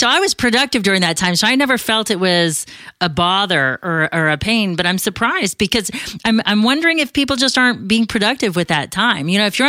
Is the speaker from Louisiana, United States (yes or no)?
no; Arizona, United States; I was born and raised here in Arizona